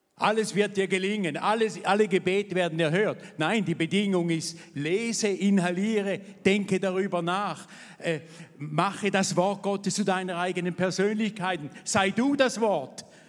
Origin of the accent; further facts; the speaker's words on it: Thurgau, Switzerland; also born or lived in Vevey; ich bin aufgewachsen hier in der Nähe, im Thurgau in nichtchristlichem Elternhaus